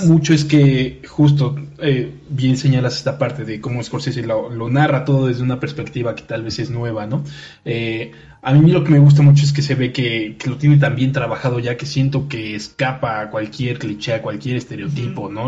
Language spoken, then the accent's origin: Spanish; Mexico; Como mexicanos